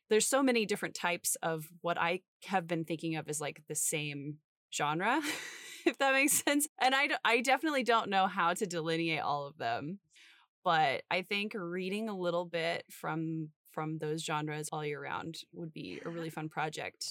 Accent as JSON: {"language": "English", "town": "St. Joseph", "region": "Missouri", "country": "United States", "tie": "born or raised there", "said": "the Glore Psychiatric Museum in my hometown"}